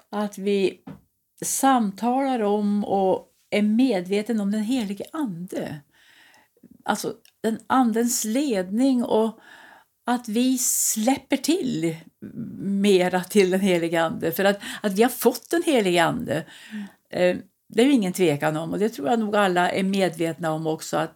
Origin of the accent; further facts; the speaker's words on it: Värmland, Sweden; moved away; Jag har hållit på ända sedan bodde uppe i Östersund i många år när jag kom från Värmland.